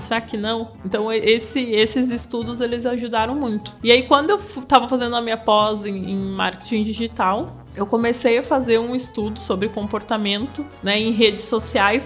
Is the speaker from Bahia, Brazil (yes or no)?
no; Passo Fundo, Rio Grande do Sul, Brazil; eu sou lá de Passo Fundo, lá do Rio Grande do Sul